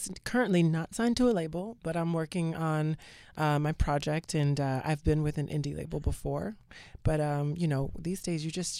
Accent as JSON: {"language": "English", "region": "Georgia", "country": "United States", "moved": "yes", "lives_now": "New York City, United States", "said": "I'm from Georgia."}